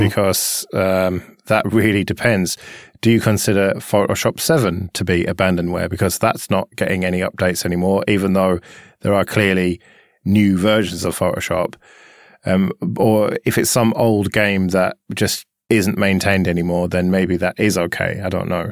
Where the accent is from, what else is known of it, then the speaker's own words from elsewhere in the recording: United Kingdom; we're British